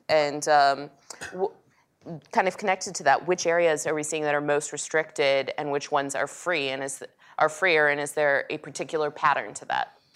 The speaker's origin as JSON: {"language": "English", "town": "Dallas", "region": "Texas", "country": "United States", "tie": "born or raised there", "said": "I grew up in Dallas, Texas, um, the city of Dallas"}